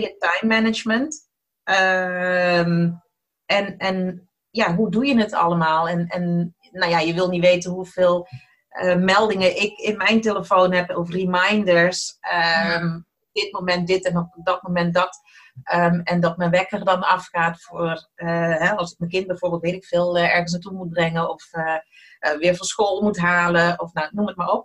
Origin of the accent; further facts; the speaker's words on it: Eindhoven, North Brabant, Netherlands; accent: soft G; moved away as an adult; now in Almere, Netherlands; Ik ben opgegroeid in Eindhoven, vandaar ook mijn zachte G